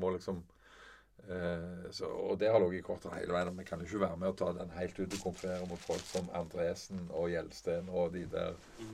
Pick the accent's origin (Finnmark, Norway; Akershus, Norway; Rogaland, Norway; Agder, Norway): Rogaland, Norway; Sola; also born or lived in Bærum; now in Jæren, Norway; Jeg er egentlig født i Bærum da vi vokste opp på Sola.